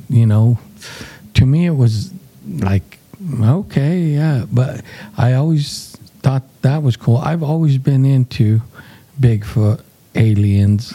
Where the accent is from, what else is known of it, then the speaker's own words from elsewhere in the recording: New Mexico, United States; we're from the New Mexico area